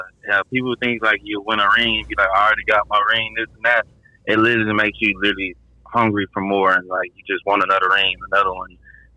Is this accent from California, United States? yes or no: yes; California, United States; I'm actually from California, so I'm not even really a Cowboys fan.